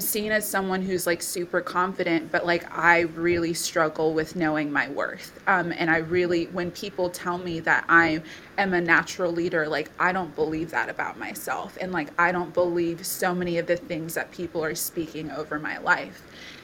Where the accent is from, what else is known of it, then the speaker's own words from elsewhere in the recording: Bangladesh; also born or lived in India; now in Townsville, Australia; I'm originally from Papua New Guinea and Samoa, but I was born and brought up in Bangladesh and India as well. I'm 26 years old